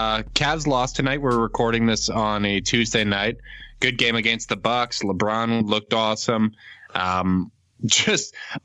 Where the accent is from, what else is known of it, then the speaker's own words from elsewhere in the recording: Canada; I'm Canadian.